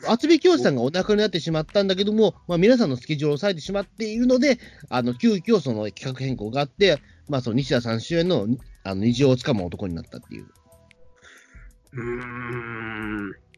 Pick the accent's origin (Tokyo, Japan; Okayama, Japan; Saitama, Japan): Tokyo, Japan; Katsushika; これ僕出身地